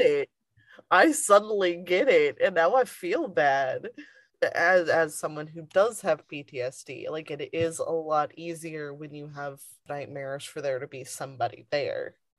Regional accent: the South, United States; Growing up in the South, primarily

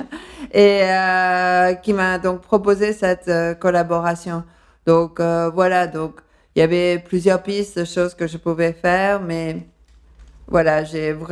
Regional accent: Paris, Île-de-France, France; accent: undefined, slightly English; also born or lived in London, United Kingdom; Et à Londres. C'est pour ça que j'ai un accent euh, un peu indéfini, mais avec un léger euh, accent

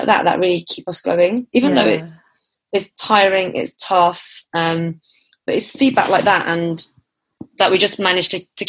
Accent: Enfield, London, United Kingdom; born there; also born or lived in Hertfordshire; So I was born in Enfield, and okay. the takeaway's in Chesham. They had two. The first one was in Buckinghamshire, and then they sold that off, and then we moved back to Hertfordshire

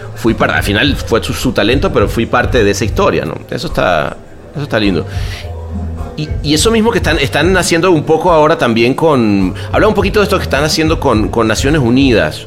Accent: Venezuela; also born or lived in Mexico; now in Los Angeles, United States; me salí de Venezuela, luego me, fui a México, ahora vivo en Los Ángeles

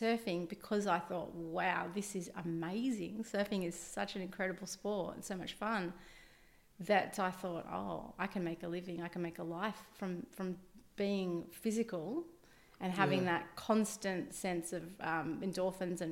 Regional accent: Shellharbour, New South Wales, Australia; moved away as an adult; also born or lived in Wollongong / Gold Coast; I grew up in Shell Harbour, went to Shell Harbour Public School when I was, when I was a kid. And then I went to Smith Hill High School here in Wollongong

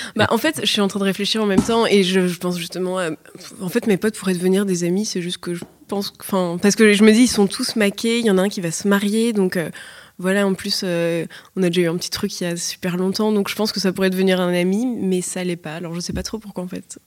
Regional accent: Paris, Île-de-France, France; je suis née, grandie à Paris

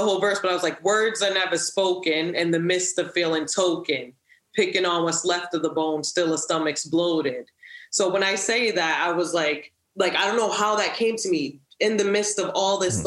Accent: Stockholm, Stockholm County, Sweden; also born or lived in Providence, Rhode Island, United States; I came from Providence, okay. Rhode Island to Stockholm

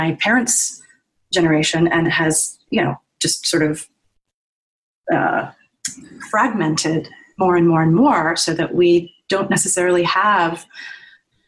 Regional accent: Virginia, United States; moved away as an adult; also born or lived in New York; I grew up in Virginia and went through the school system there.

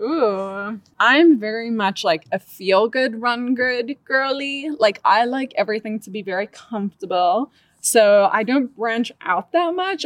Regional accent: Cape Town, Western Cape, South Africa; moved away as an adult; also born or lived in Arkansas, United States; now in Boulder, United States; born and raised in Cape Town, South Africa, got a scholarship to run at the University of Arkansas.

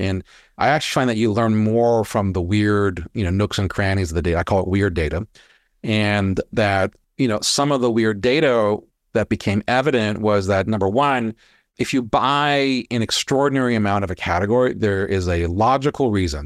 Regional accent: Hawaii, United States; I grew up in Hawaii. Weather doesn't change

